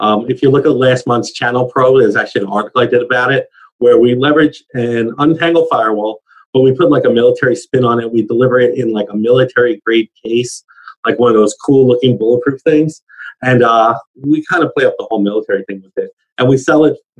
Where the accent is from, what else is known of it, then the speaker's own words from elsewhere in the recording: United States; as an American